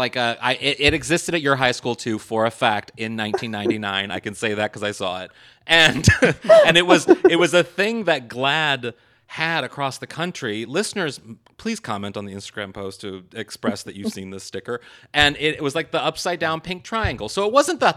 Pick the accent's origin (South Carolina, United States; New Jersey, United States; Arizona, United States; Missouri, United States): Missouri, United States; Kirkwood; moved away; I'm from Kirkwood.